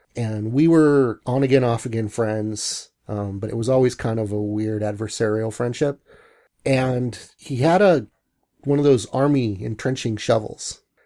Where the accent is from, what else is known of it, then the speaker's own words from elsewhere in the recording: Bellingham, Washington, United States; also born or lived in Long Beach, California / Seattle; moved to Bellingham right after kindergarten